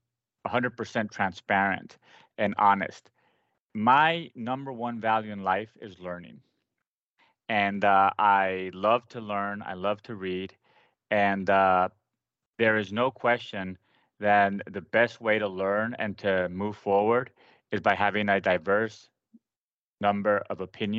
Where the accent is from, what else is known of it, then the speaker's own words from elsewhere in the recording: Paraguay; first language Spanish; English is a second language; moved away as an adult; now in United States; I grew up in South America, in Paraguay, after having lived in the United States from birth to I was 6 or 7, and decided to go to med school in Paraguay